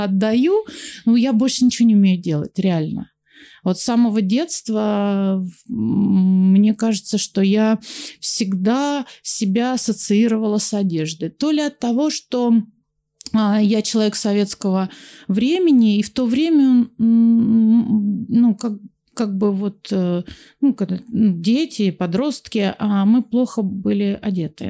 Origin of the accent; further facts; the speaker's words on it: Volgograd, Volgograd Oblast, Russia; я из Волгограда